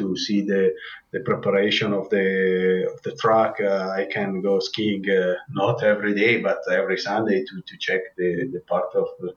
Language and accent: English; Predazzo, Trentino-Alto Adige, Italy; English is a second language; I'm living in Predazzo, and I'm from Predazzo.